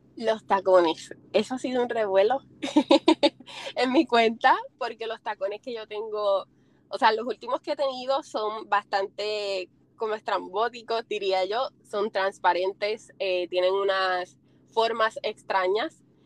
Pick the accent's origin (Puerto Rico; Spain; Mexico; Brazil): Puerto Rico; soy puertorriqueña. No tengo el acento tan marcado como los de aquí, pero sí soy boricua.